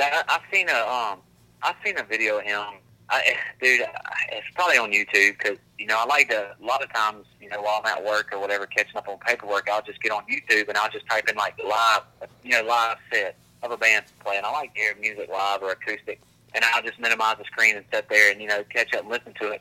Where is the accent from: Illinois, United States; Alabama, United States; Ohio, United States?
Alabama, United States; Grand Bay; we we're from Grand Bay, dude. You know, I grew up at the end of a dirt road.